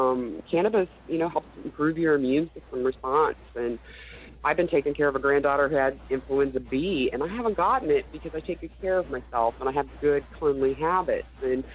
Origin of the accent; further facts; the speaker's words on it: Oklahoma, United States; I moved back to Oklahoma about 6 months ago. This is where I was born and raised.